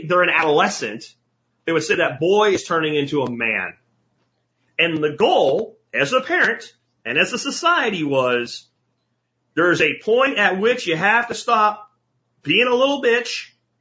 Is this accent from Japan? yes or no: no; rural Pennsylvania, United States; I was in rural PA